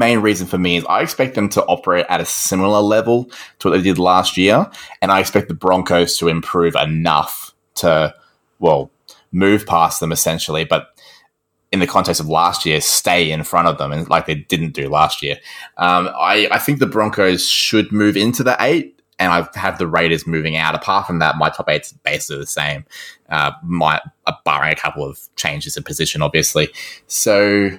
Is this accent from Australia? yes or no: yes; Queensland, Australia; as a Queenslander